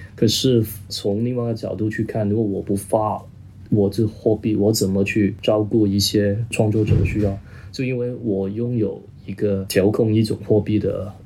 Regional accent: Hong Kong; first language Cantonese; Chinese is a second language; also born or lived in Guangzhou; 我作为一个广东人， 我说白话长大的

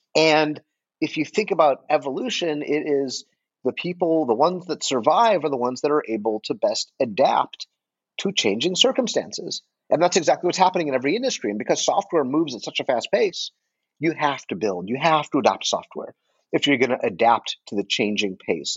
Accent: Detroit, Michigan, United States; moved away; I am from Detroit originally

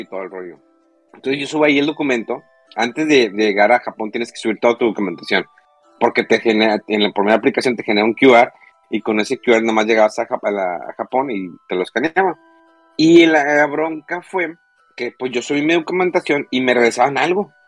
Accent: Monterrey, Nuevo León, Mexico; soy de Monterrey

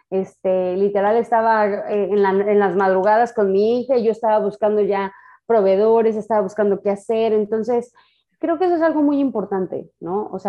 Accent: Mexico; O sea, imagínate siendo mexicana que no te gusten los tacos.

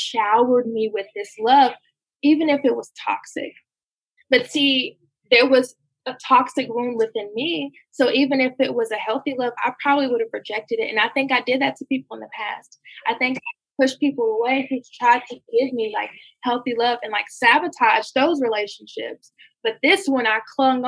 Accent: Gainesville, Georgia, United States; I'm from Gainesville, Georgia

